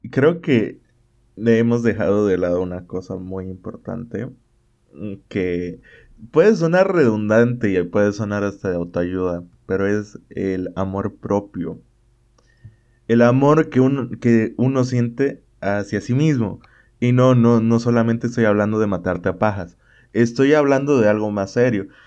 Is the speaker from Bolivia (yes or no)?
yes; Bolivia; yo, yo soy de Bolivia.